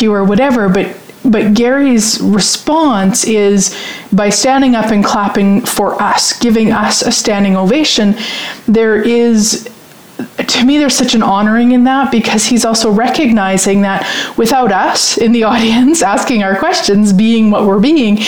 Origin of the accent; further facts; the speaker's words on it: Canada; being Canadian